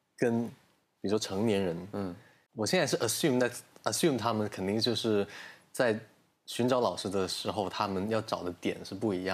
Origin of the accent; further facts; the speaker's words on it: China; 你我都作为中国教师